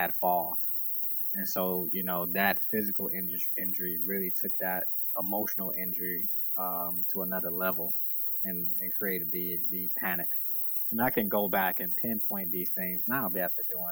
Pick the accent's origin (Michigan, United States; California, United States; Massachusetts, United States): Michigan, United States; Detroit; also born or lived in South Florida; I'm originally from Detroit, and grew up 8 mile, East 8 mile in Detroit. Went to school in Detroit schools my whole life.